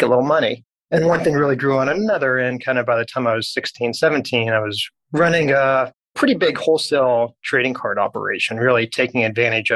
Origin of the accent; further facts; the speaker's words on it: Dallas, Texas, United States; I was born and raised in Dallas